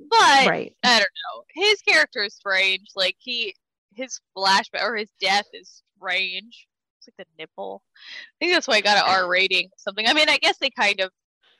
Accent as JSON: {"language": "English", "town": "El Centro", "region": "California", "country": "United States", "tie": "born or raised there", "said": "Growing up in El Centro, there's a lot of Kevin Bacons."}